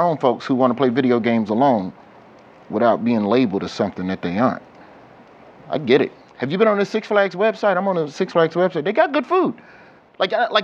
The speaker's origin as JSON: {"language": "English", "town": "Birmingham", "region": "Alabama", "country": "United States", "said": "I'm from Birmingham"}